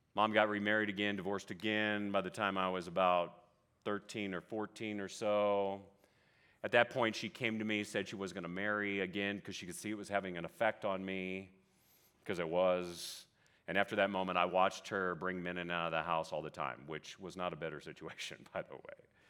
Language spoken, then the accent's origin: English; Vallejo, California, United States; I grew up in Vallejo, California, Northeast Bay. Lived there till I was about twenty or so